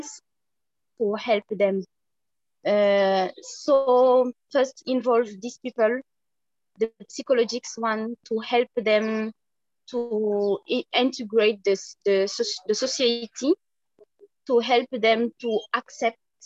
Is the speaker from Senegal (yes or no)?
yes; Senegal; I am from Senegal. I born in Senegal. I grow in Senegal